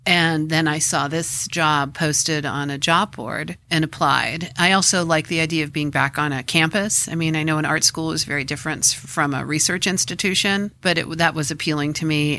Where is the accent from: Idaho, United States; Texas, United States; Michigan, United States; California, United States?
California, United States; Los Angeles; also born or lived in New Mexico; I was born and grew up in Los Angeles, uh, in an area called Windsor Square